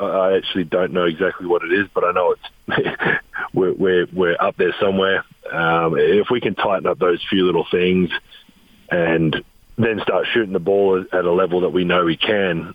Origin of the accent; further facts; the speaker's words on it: Adelaide, South Australia, Australia; moved away as an adult; also born or lived in Europe; now in Salt Lake City, United States; Adelaide, my hometown